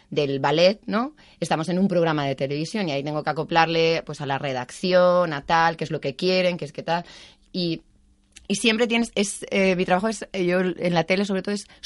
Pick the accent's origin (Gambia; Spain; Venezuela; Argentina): Spain; moved away as an adult; also born or lived in Germany; de España